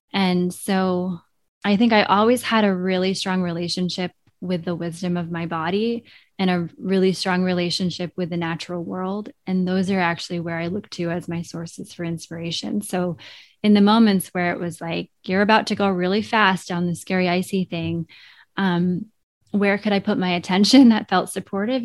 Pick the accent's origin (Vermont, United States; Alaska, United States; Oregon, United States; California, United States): Vermont, United States; growing up in Vermont, there was always this strong sense of place in the natural world